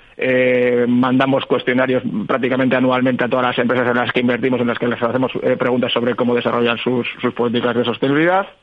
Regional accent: Bilbao, Basque Country, Spain; somos un poco de Bilbao

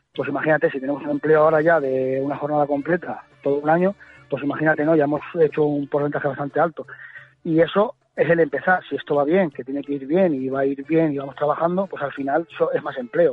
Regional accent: Valdelagua del Cerro, Castile and León, Spain; Valderagua del Cerro, te podría decir, no es porque sea mi pueblo, es maravilloso.

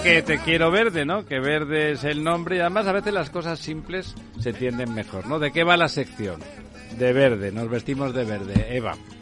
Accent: Barcelona, Catalonia, Spain; soy de Barcelona

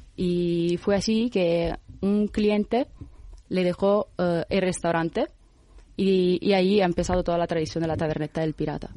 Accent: Italy; Spanish is a second language; moved away as an adult; also born or lived in Los Angeles / Rio de Janeiro; now in Madrid, Spain; yo como italiana

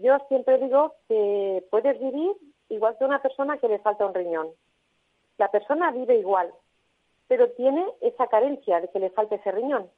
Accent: Tarragona, Catalonia, Spain; aquí en, Tarragona, porque nosotros somos de Tarragona

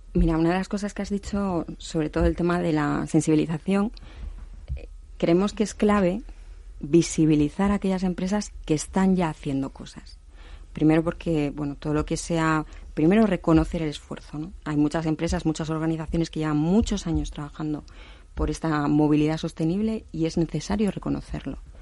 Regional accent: Asturias, Spain; Yo soy de Asturias

